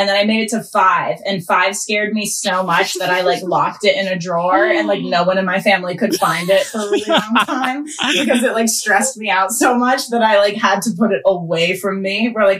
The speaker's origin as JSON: {"language": "English", "region": "Massachusetts", "country": "United States", "said": "I'm from Massachusetts."}